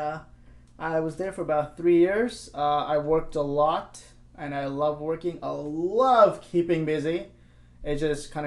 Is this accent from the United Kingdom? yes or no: no; India; moved away as an adult; now in Vancouver, Canada; I was born in India, actually. I was born in a town